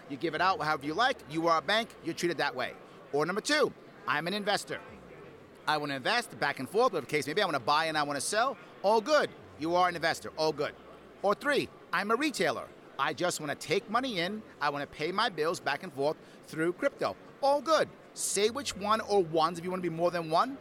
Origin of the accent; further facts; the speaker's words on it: New York, United States; I am from New York